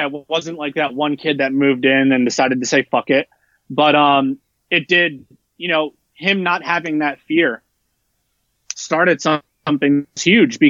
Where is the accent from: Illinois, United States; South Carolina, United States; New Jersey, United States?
New Jersey, United States; now in Texas, United States; I grew up in New Jersey and I grew up in a melting pot